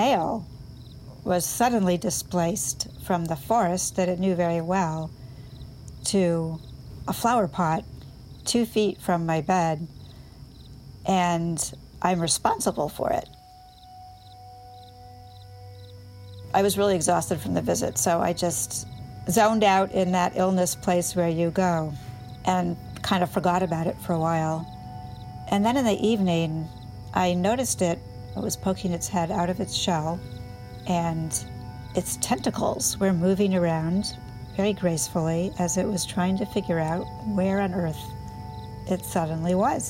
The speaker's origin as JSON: {"language": "English", "region": "Maine", "country": "United States", "tie": "born or raised there", "said": "I landed back in my home state of Maine"}